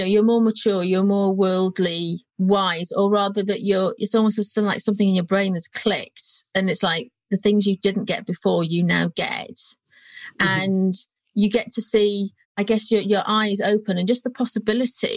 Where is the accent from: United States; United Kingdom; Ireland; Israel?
United Kingdom; North Wales; moved away as an adult; also born or lived in Birmingham; now in London, United Kingdom; I came from North Wales. There wasn't really any surveying type or even well-paid jobs there at the time. And I first moved to Birmingham